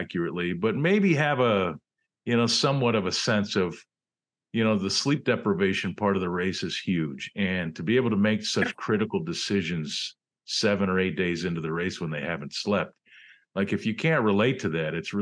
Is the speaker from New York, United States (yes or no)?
yes; Western New York, United States; moved away as an adult; also born or lived in Cleveland / Anchorage, Alaska; I grew up in Western New York